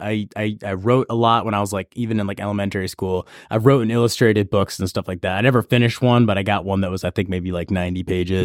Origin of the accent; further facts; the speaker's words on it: Auburn, New York, United States; also born or lived in San Francisco, California / Santa Cruz, California; I grew up in Auburn, New York.